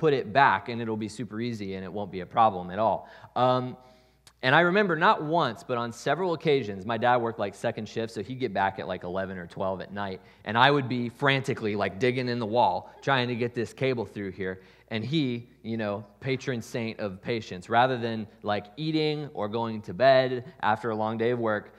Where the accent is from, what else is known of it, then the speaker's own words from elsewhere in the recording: Columbus, Ohio, United States; So this year, my parents just sold the house that I grew up in Columbus.